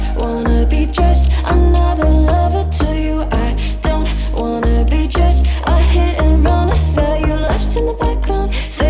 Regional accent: Norman, Oklahoma, United States; moved away as an adult; also born or lived in Boston, Massachusetts; now in Los Angeles, United States; I'm from Norman, Oklahoma.

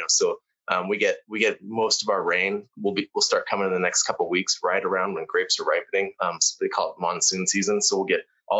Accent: Phoenix, Arizona, United States; I was born here. So I grew up here. I love it here. You know, I thought when I was growing up, I grew up in Phoenix.

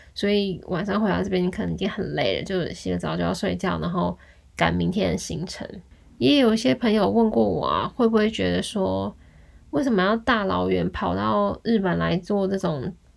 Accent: Taiwan; moved away as an adult; also born or lived in Kyoto, Japan; 我们是台湾来的啊，然后我们是来打工度假的

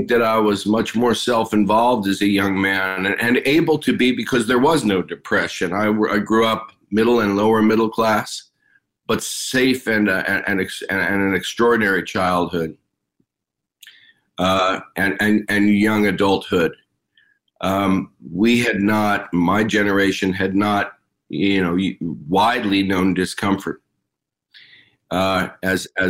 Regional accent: Los Angeles, California, United States; also born or lived in New York / Haiti; I grew up in the San Fernando Valley in Los Angeles

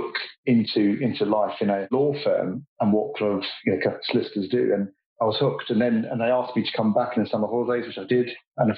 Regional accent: London, United Kingdom; I was born and bred in East London on the East Ham Manor Park border

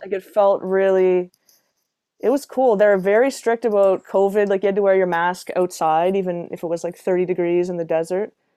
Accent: Halifax, Nova Scotia, Canada; moved away as an adult; also born or lived in Toronto; I moved from Toronto back to Halifax mid-pandemic.

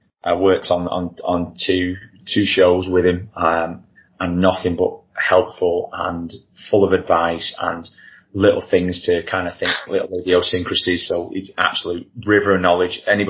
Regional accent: Wigan, North West England, United Kingdom; we're both from Wigan

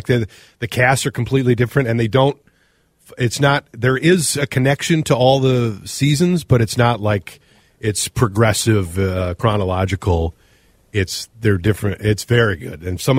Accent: Minnesota, United States; I'm not offended as a Minnesotan.

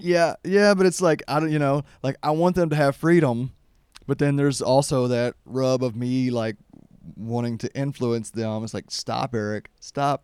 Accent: Kentucky, United States; growing up in Kentucky

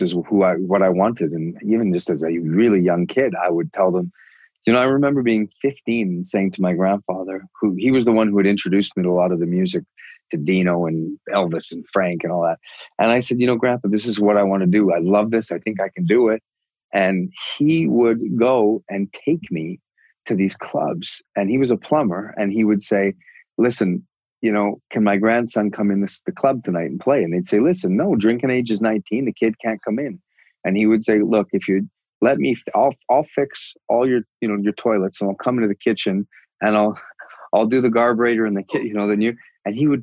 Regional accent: Canada; I'm so Canadian

